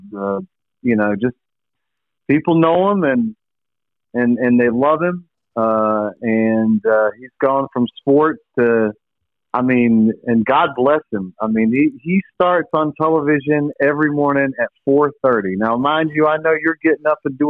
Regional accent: Vanceboro, North Carolina, United States; I'm from Vanceboro

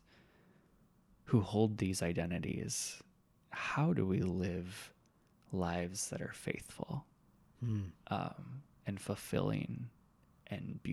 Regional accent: Iowa, United States; moved away as an adult; also born or lived in Northwest Arkansas / Seattle; I grew up in Iowa

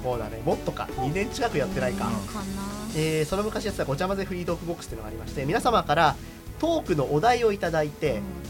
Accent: Sapporo, Hokkaido, Japan; moved away; 僕らだって札幌帰ったら

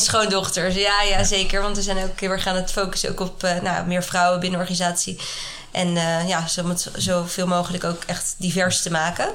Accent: Haarlem, North Holland, Netherlands; moved away as an adult; also born or lived in Amsterdam; now in Nairobi, Kenya; Ik kom oorspronkelijk uit Haarlem

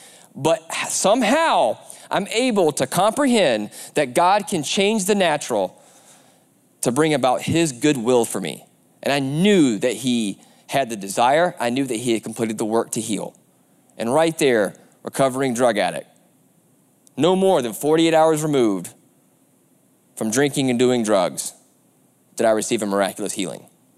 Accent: the South, United States; I'm a big race fan, I'm from the South, so it's a prerequisite that you love NASCAR.

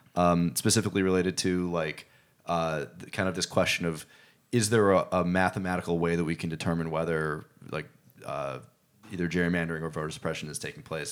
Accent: Chicago, Illinois, United States; I'm from Chicago

